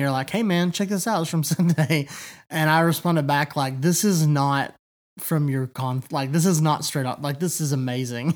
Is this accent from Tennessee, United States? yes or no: yes; East Tennessee, United States; I have always lived here